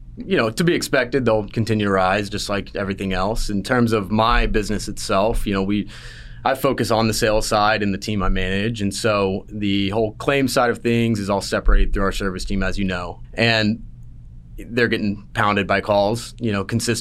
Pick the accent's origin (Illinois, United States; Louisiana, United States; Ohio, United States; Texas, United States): Texas, United States; Salina; moved away as an adult; I grew up in Salina, Texas, a little small town, pretty much my whole life.